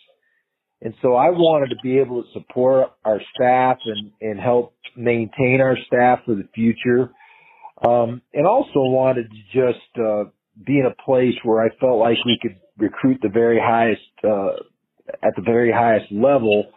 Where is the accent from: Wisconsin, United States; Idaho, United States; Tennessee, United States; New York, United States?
Wisconsin, United States; Madison; also born or lived in Reno; now in Fort Collins, United States; I've grown up in a college town in Madison, Wisconsin